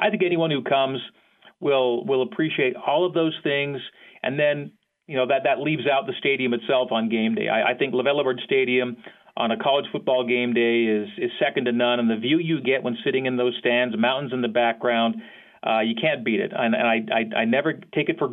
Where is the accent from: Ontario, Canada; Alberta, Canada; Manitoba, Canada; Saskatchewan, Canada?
Alberta, Canada; Calgary; moved away as an adult; also born or lived in Provo, Utah; I had just graduated high school in Calgary, Alberta, Canada. I'm a Canadian